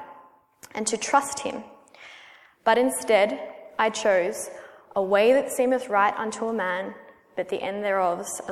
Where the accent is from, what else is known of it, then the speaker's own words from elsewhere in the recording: Melbourne, Victoria, Australia; accent: Australian; I'm Australian, or Aussie, as we call ourselves. And I've spent almost my entire life in Melbourne, Australia